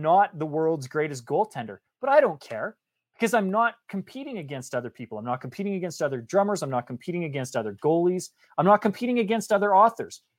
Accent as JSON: {"language": "English", "country": "Canada", "tie": "born or raised there", "said": "I grew up in Canada."}